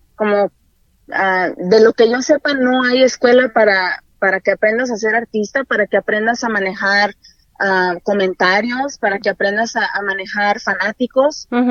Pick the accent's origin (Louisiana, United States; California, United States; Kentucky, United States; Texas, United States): California, United States; Montclair, Pomona, San Bernardino area; also born or lived in Los Angeles, California / Zacatecas (parents); soy nacida en Los Ángeles, California Ah, solo que me crié un poco ah, hacia el este, en el área de Montclair, Pomona, San Bernardino